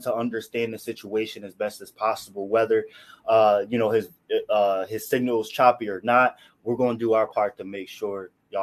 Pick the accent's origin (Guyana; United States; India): United States; Akron, Ohio; I'm from Akron, Ohio